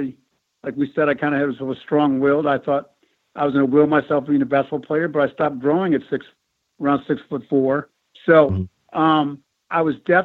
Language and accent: English; Buffalo, New York, United States; Being born and raised in Buffalo in the winters here.